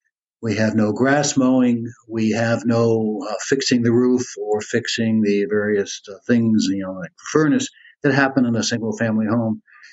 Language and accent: English; West Virginia, United States; also born or lived in Bronx, New York; now in Manhattan, United States; I grew up in West Virginia.